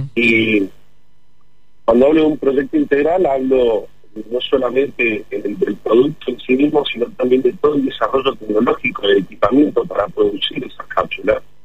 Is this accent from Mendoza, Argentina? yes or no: yes; General Alvear, Mendoza, Argentina; moved away; Mi familia y yo nacimos en General Alvear